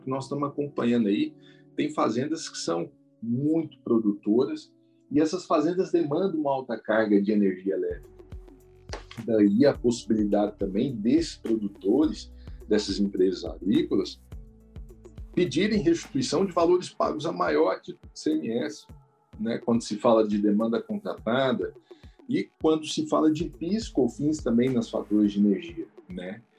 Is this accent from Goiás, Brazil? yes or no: yes; Cristalina, Goiás, Brazil; moved away; eu que vim da cidade do interior, de Cristalina, que é uma cidade produtora